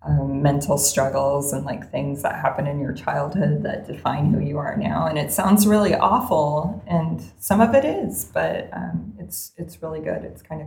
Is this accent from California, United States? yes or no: yes; Fresno, California, United States; also born or lived in West Adams; now in Pasadena, United States; I'm from Fresno.